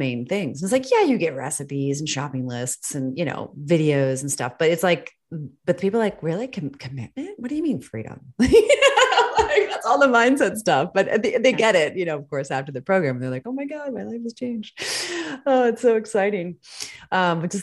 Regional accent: United States; moved away as an adult; also born or lived in Switzerland; I'm an American

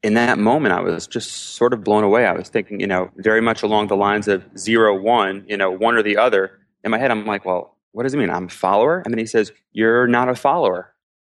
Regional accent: Cedarhurst, New York, United States; moved away as an adult; also born or lived in Newport News, Virginia / Silver Spring, Maryland; now in Israel; I grew up in Cedarhurst, Long Island in the Five Towns

